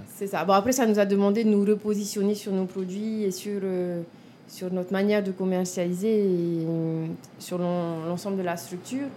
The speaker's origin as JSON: {"language": "French", "town": "Papara", "country": "French Polynesia", "tie": "born or raised there", "also_born_or_lived": "Toulouse, France", "said": "je suis née en Polynésie. Hein. j'ai grandi euh, à Papara, là où je mhm. me suis installée"}